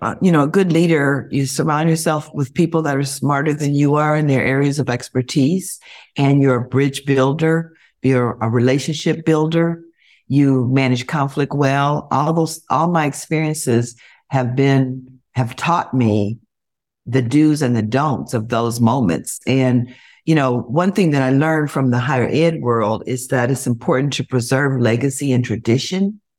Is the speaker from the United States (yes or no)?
yes; Cleveland, Ohio, United States; also born or lived in Columbus / Cincinnati; And I'm from a very large family. So I went to, and I'm a true Buckeye. I grew up in Cleveland. All the three C's. I went to school in Columbus, and my first job was at Procter & Gamble in Cincinnati.